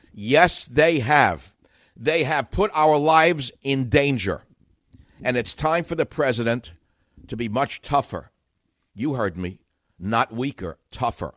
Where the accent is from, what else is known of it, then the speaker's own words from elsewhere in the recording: New York City, New York, United States; I grew up in Queens